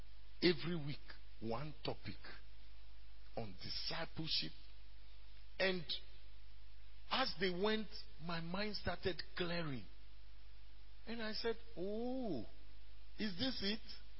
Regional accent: Ghana; first language Ewe; English is a second language; I moved from Kwasa to Aplau. And I speak Ewe fluently, my native tongue.

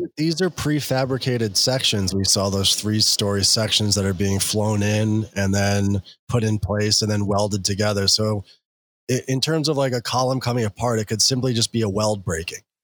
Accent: New York City, New York, United States; I'm a New Yorker

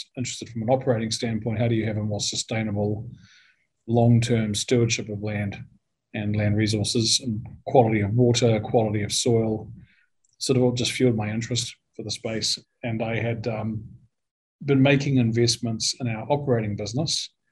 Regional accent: New Zealand; moved away; growing up in New Zealand, by the way, is you know, at least I had the good luck and fortune to grow up with free and open access to the outdoors

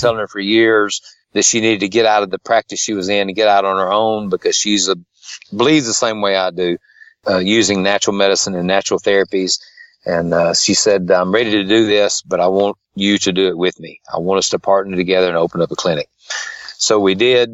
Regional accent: Tupelo, Mississippi, United States; I was born in Tupelo, Mississippi. I've lived around Tupelo area all my life

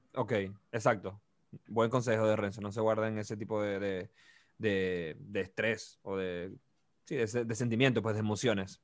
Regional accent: Venezuela; moved away; venimos de Venezuela

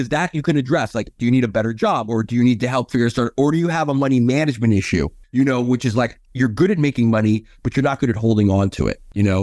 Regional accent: New York City, New York, United States; now in Los Angeles, United States; my friends that I had growing up in New York

